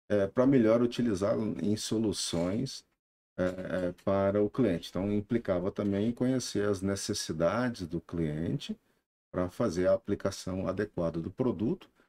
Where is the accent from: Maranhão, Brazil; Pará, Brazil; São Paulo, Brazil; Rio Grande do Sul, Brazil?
São Paulo, Brazil; Franca; moved away as an adult; also born or lived in Uberlândia; now in Sertãozinho, Brazil; Eu sou de Franca, né?